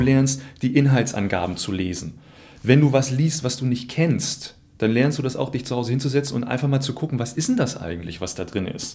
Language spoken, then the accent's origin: German; Thuringia, Germany; moved away; ich komme ursprünglich aus Thüringen